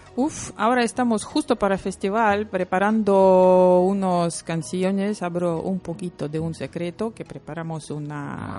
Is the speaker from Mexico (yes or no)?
no; Lithuania; Spanish is a second language; now in Bilbao, Spain; soy lituana